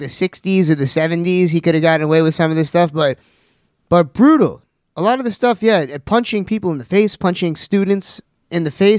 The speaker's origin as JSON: {"language": "English", "town": "Sag Harbor", "region": "New York", "country": "United States", "said": "yes, we're from the Hamptons"}